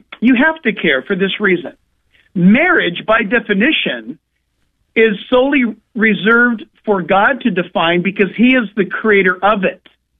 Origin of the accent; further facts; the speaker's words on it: Southern California, United States; I'm from Southern California, where people come to church in flip flops and shorts, or a three-piece suit sitting side by side. It's pretty unique.